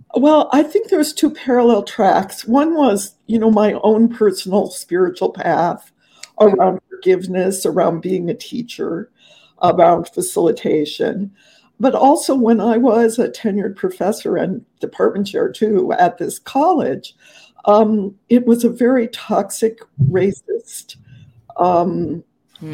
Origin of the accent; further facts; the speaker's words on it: Southern California, United States; moved away; also born or lived in Los Angeles / Mexico; I grew up in Southern California